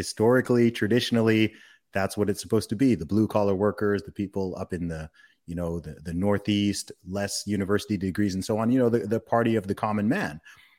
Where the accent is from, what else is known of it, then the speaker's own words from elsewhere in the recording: Saudi Arabia; I grew up in the Middle East. I grew up in Saudi Arabia.